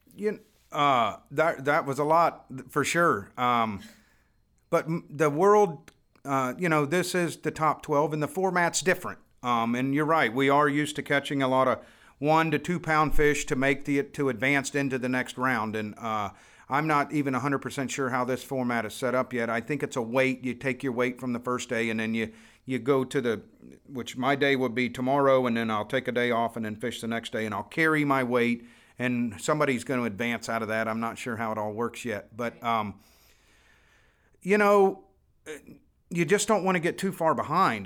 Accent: Florida, United States; born or raised there

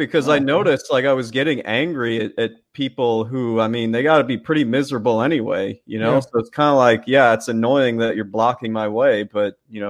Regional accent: Canada; I'm Canadian, but I know people like this.

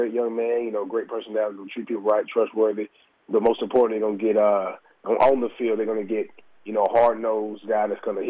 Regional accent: Fitzgerald, Georgia, United States; moved away as an adult; also born or lived in Kansas / North Carolina; All right, originally, man, I'm from Fitzgerald, Georgia, man. Went to Fitzgerald High School

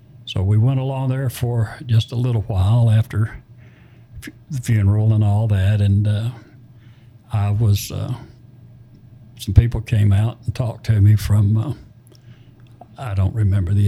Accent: Alabama, United States; moved away; also born or lived in Florida / Georgia / Little Rock, Arkansas; we moved to a little place in Alabama. And she remarried, and I had a stepfather.

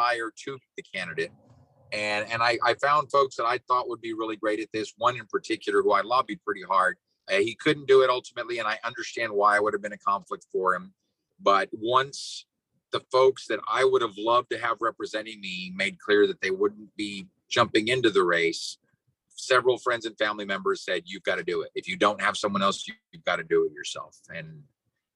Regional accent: Brownsville, Texas, United States; Born and raised in Brownsville

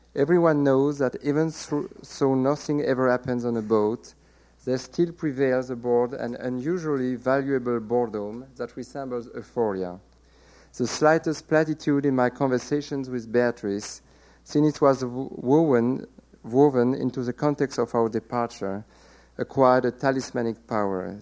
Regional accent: France; accent: French; English is a second language; my French accent

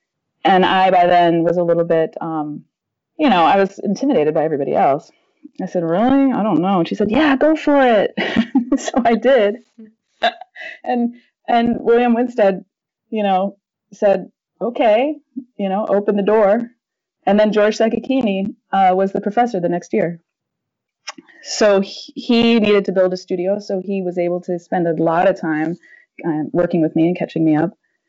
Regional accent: Panama; I grew up in Panama, and my dad was a missionary there.

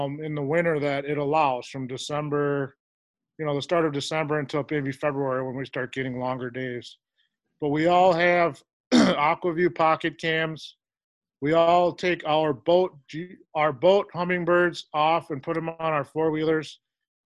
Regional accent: Fridley, Minnesota, United States; also born or lived in St. Croix Falls, Wisconsin; now in Chetek, United States; I grew up in Fridley, Minnesota, which would be a kind of north suburb

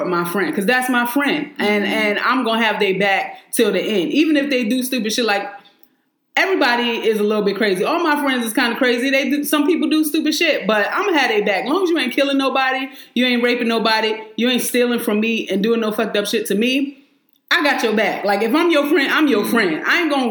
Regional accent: New York, United States; I'm from New York.

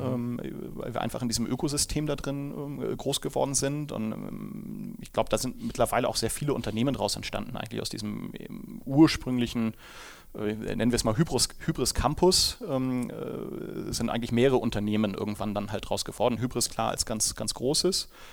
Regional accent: Hamburg, Germany; moved away as an adult; now in Munich, Germany; Ich komme ja ursprünglich aus Hamburg, wie man dem Dialekt wahrscheinlich nach entnehmen kann

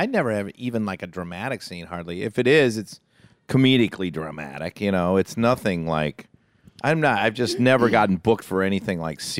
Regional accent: Waupaca, Wisconsin, United States; We're from Wisconsin.

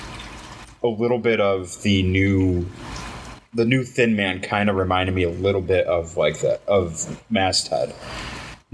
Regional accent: Cheektowaga, New York, United States; We grew up in Cheektowaga. We grew up basically East Side as it is

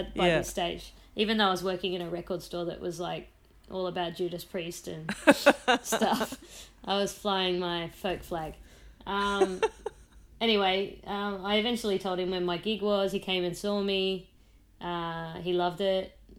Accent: Central Coast, New South Wales, Australia; moved away; also born or lived in Sydney; I was from the Central Coast.

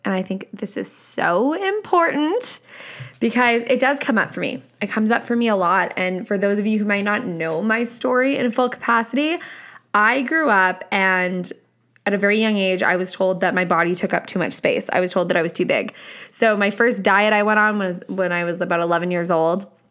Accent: Canada; I'm Canadian, hello, I am Canadian

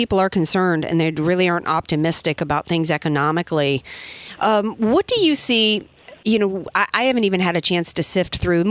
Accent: New Orleans, Louisiana, United States; moved away; from New Orleans, Louisiana, my hometown.

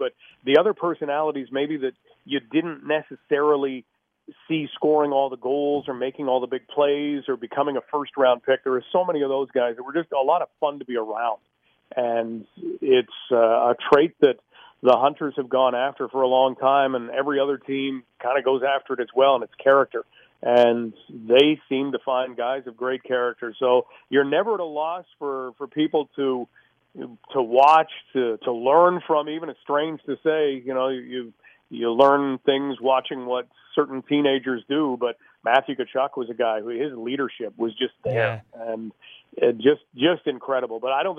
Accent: London, Ontario, Canada; born there; also born or lived in Hawkesbury; I was born in London, but my dad worked with the government, so we kind of lived on either side of Ottawa.

